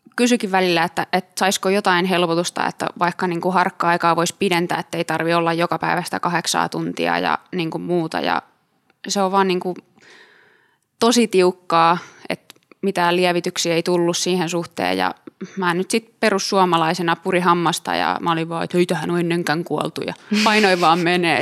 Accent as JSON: {"language": "Finnish", "town": "Tampere", "region": "Pirkanmaa", "country": "Finland", "also_born_or_lived": "Turku", "said": "mä tulin Tampereelta"}